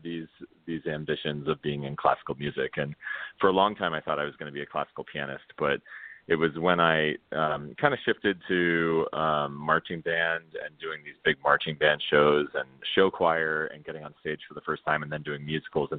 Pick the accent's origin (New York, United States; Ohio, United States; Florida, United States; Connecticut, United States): Florida, United States; Spring Hill; I'm from Spring Hill, Florida. It's about an hour north of Tampa